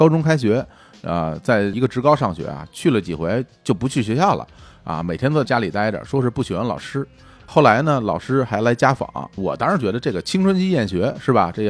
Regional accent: Beijing, China; 我们北京人

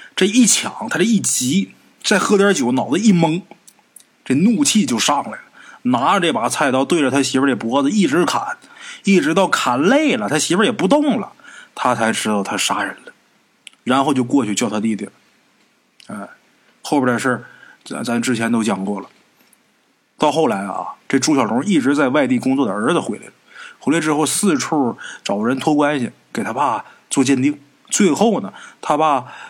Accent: Northeast China, China; 这种情况过去啊，在咱们东北啊，比较常见

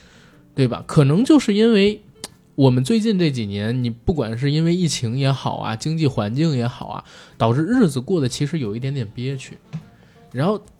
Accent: China; 你会发现它是真正的可能大陆第一次看到一个我们中国人自己来讨论权贵是如何利用他们的权利来压迫我们的

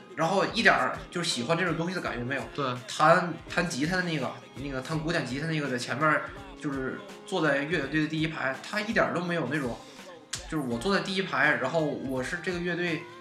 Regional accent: China; 咱们中国人就早就放弃梦想这个东西了

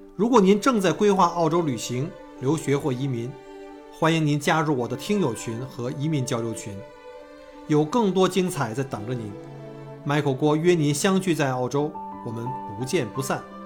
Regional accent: Beijing, China; moved away as an adult; also born or lived in Guangzhou; now in Australia; 我在广州生活了几年以后，我回北京

